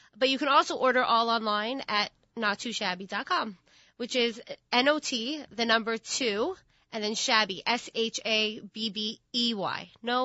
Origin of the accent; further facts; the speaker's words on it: Long Beach, United States; And then I grew up in Long Beach. I spent my high school years in Long Beach